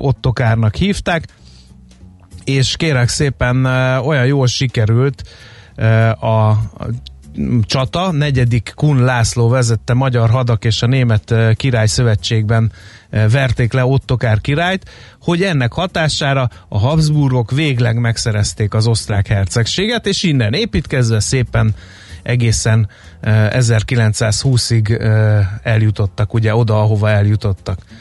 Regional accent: Hungary; mi magyarok

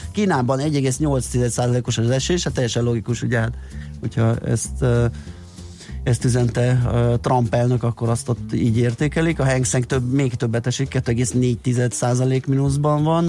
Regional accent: Budapest, Hungary; én a belvárosban nőttem fel még hozzá ne. olyan kertes, gangos, belső, udvaros

